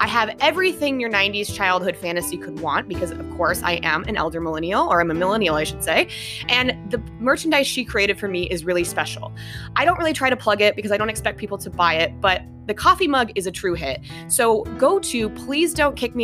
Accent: Denver, Colorado, United States; now in Hawaii, United States; We are both from Denver

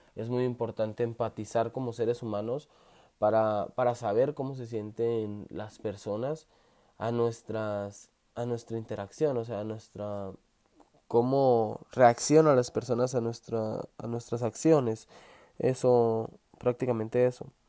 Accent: Sonora, Mexico; soy originario de México, precisamente del estado de Sonora

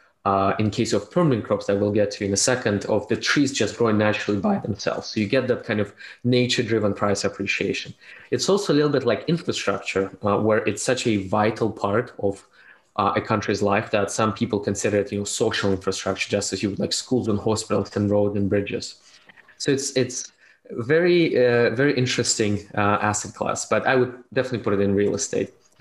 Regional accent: Russia; moved away as an adult; also born or lived in Canada; now in United States; I was born in Soviet Union, raised in Russia, and moved to Canada in 2007 before moving to United States in 2016

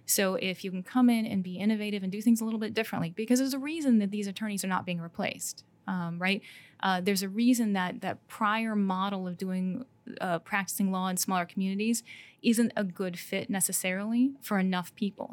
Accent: Downs, Illinois, United States; I grew up side, just outside of Downs

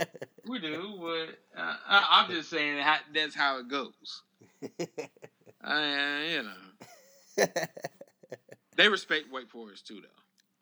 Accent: Raleigh, North Carolina, United States; Like me, I'm from the South. I'm from Raleigh, you know.

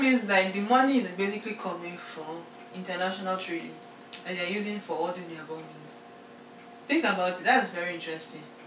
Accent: Nigeria; English is a second language

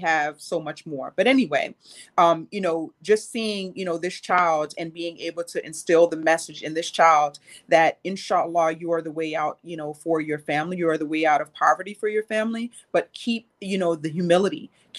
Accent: New York City, New York, United States; I grew up poor. I grew up here in New York City.

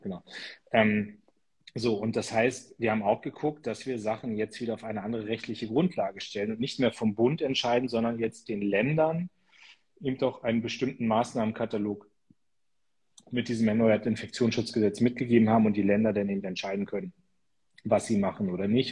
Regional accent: Lower Saxony, Germany; als Niedersachse

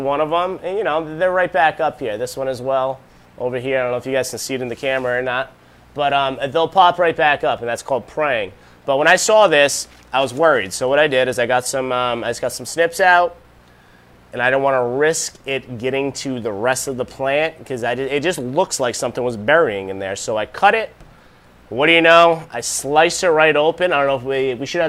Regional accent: Rhode Island, United States; moved away; I'm originally from Rhode Island

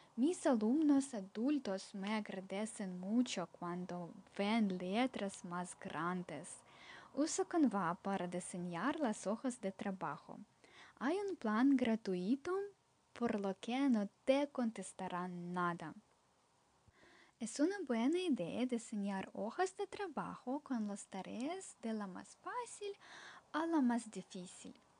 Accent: Ukraine; soy de Ucrania

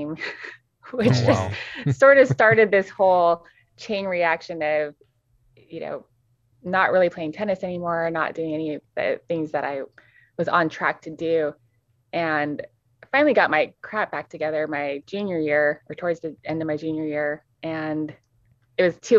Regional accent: Las Vegas, Nevada, United States; I grew up in Las Vegas, Nevada. That's, my dad was Air Force and he retired there. So I think I was 8 when we moved there, and then just spent the rest of my childhood in that location.

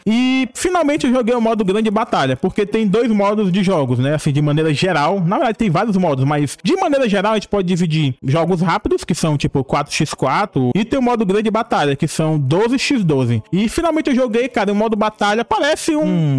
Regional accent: Piauí, Brazil; born or raised there

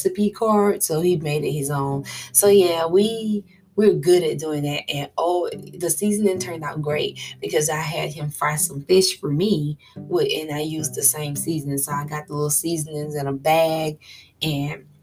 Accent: Florida, United States; I'm a girl from Florida

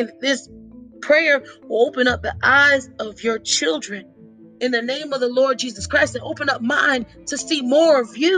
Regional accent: Orlando, Florida, United States; now in Tampa, United States; I was born and raised in Orlando, Florida

